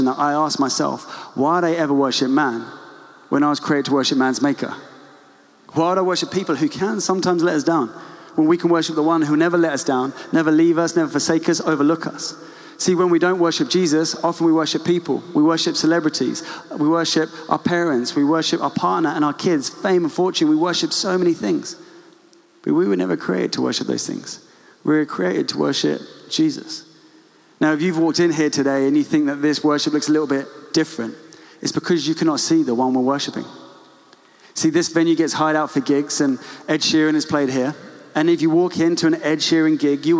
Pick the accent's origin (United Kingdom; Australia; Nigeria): United Kingdom; England; we are reserved English people